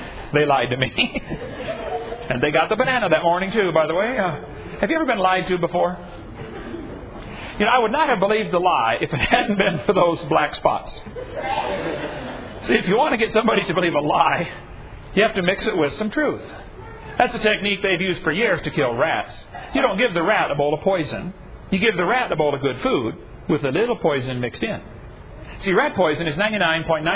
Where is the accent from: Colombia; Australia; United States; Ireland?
United States; East Peoria, Illinois; I was raised in East Peoria, Illinois